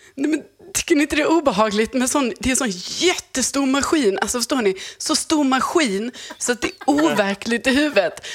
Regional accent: Lund, Skåne, Sweden; jag är uppvuxen i Lund

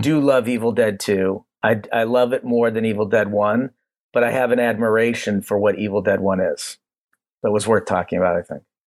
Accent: Cleveland, Ohio, United States; We're from Cleveland

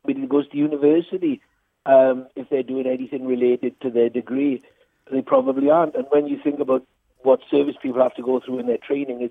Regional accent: Nelson, Wales, United Kingdom; accent: Welsh; I'm from a small village called Nelson in South Wales. It's near Merthyr Tydfil

